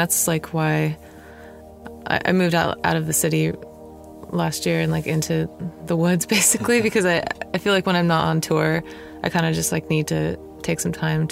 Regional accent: Sacramento, California, United States; also born or lived in Los Angeles; I'm from Sacramento

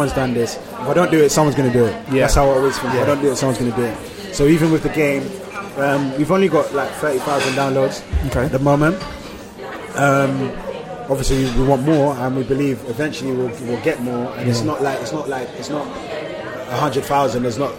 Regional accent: Nigeria; But I feel like a lot of, like, you have the people that are like protective over forgetting that I'm Nigerian.

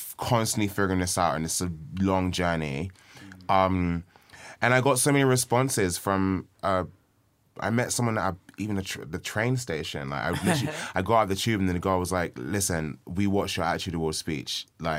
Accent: Nigeria; I'm Nigerian.

